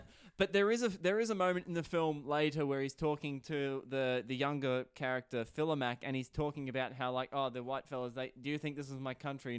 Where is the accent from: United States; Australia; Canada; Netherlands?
Australia; We are Australian after all